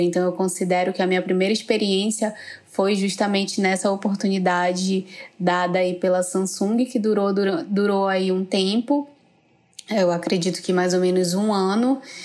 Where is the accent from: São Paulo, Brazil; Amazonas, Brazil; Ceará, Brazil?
Amazonas, Brazil; Manaus; eu sou de Manaus